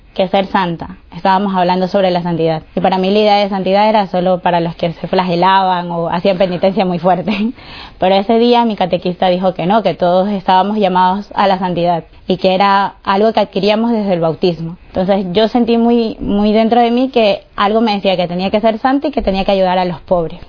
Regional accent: Guayaquil, Guayas, Ecuador; soy de Guayaquil, Ecuador

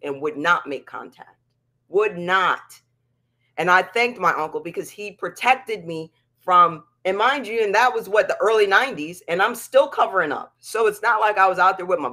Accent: Pennsylvania, United States; the town that we lived in Pennsylvania

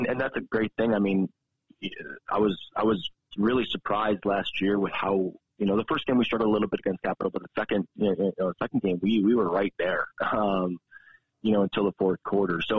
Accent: Rochester, New York, United States; moved away as an adult; also born or lived in Potsdam, New York / Harrisburg, Pennsylvania; now in Helena, United States; I'm from New York. So Rochester, New York is where I grew up

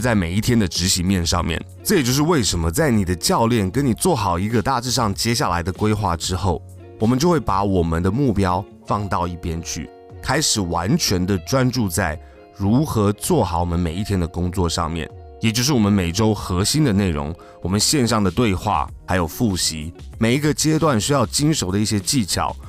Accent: Taiwan; 只有我们自己台湾人在用而已

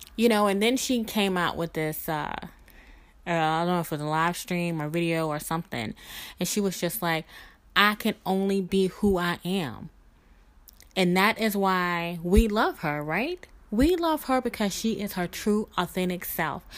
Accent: Mississippi, United States; accent: Southern; moved away as an adult; also born or lived in New Orleans, Louisiana; I am a Southern girl, born and raised in Mississippi

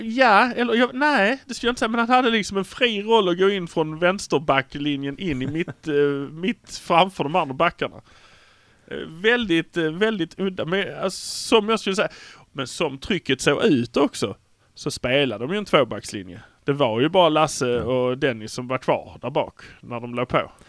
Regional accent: Malmö, Skåne, Sweden; vi har fördelen att vi är från Malmö

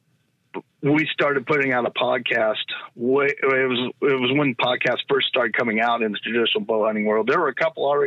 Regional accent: United States; where I grew up around the Klamath tribe and the Modocs and the Modoc War

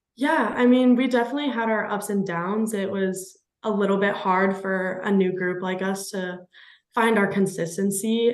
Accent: Richland, Washington, United States; I grew up in Richland originally, um, which is just one of the three cities that make up the Tri Cities

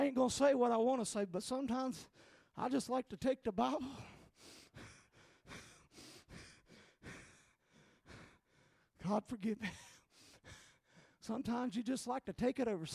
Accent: North Carolina, United States; I'm not from Pennsylvania. I'm from North Carolina

